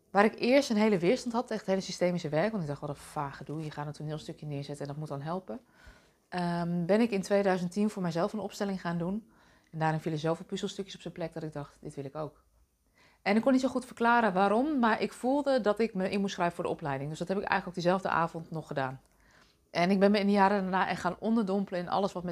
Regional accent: Deventer, Overijssel, Netherlands; born there; Ik ben zelf geboren in Deventer als oudste dochter van drie meiden

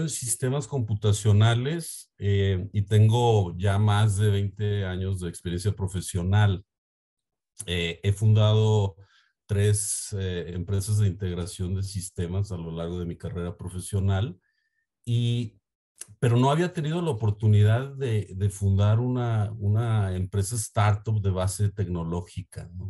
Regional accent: Mexico; also born or lived in Guadalajara, Jalisco; soy de México

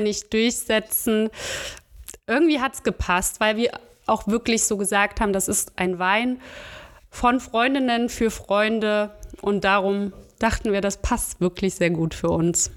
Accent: Chemnitz, Saxony, Germany; moved away as an adult; now in Bonn, Germany; Ursprünglich komme ich aus Chemnitz und Sachsen

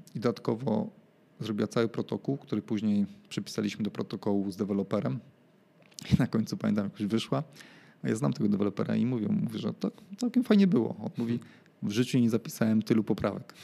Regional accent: Łódź, Łódź Voivodeship, Poland; moved away; mojego rodzinnego miasta

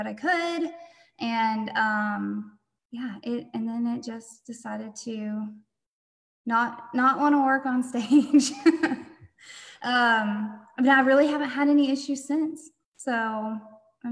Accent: North Georgia, United States; moved away as an adult; also born or lived in Oklahoma; I was born and raised in Georgia, North Georgia

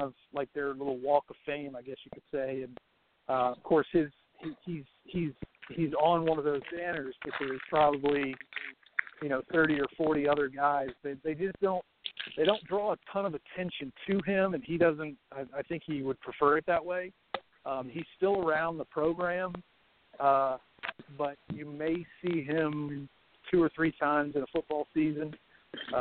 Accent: Mississippi, United States; also born or lived in Louisiana / Hattiesburg, Mississippi; I was born in Louisiana, and my family moved to Mississippi probably when I was maybe three, and I've been here ever since. My hometown is about 2.5 hours west of Hattiesburg

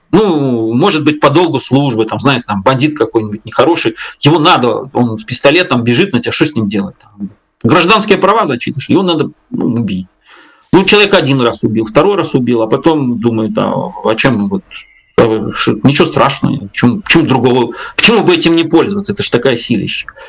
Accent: Belarus; я белорус там в лето как-то по, по древу знаю там я пять своих поколений. У меня здесь деды, бабки

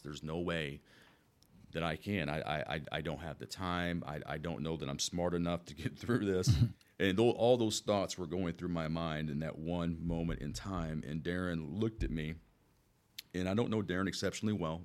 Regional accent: Wood River, United States; born and raised in Woodruff, I mean, quite literally, I was, I was born at Woodruff Hospital

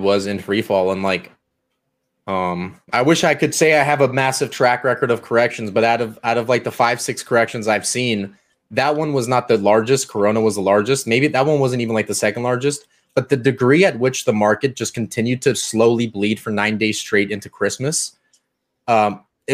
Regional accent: Canada; I'm Canadian

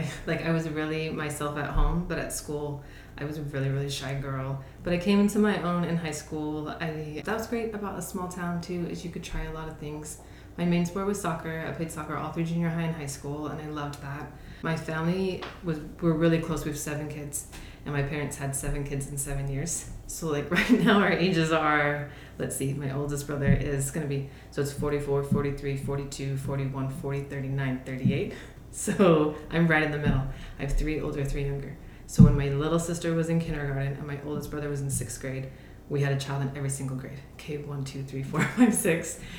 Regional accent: La Verkin, Utah, United States; also born or lived in Southern California; Right before I started fifth grade, we moved to a really small town in Southern Utah called Laverkan, and my parents settled down there, still live in the same home.

